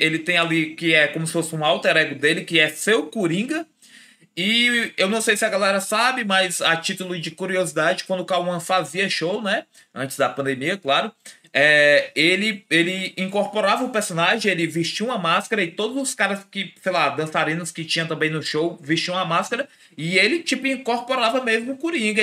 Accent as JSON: {"language": "Portuguese", "region": "Ceará", "country": "Brazil", "said": "a gente é daqui do Ceará"}